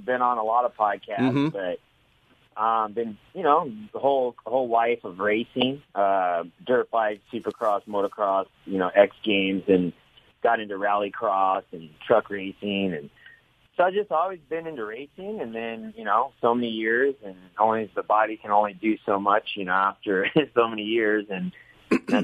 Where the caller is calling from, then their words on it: Temecula, California, United States; From home in Temecula. Here in Southern California.